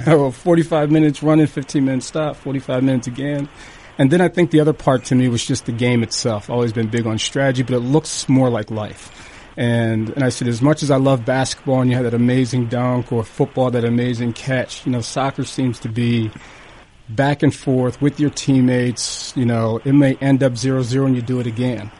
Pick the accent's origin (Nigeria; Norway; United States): United States; Hershey, Pennsylvania; I grew up in Hershey, Pennsylvania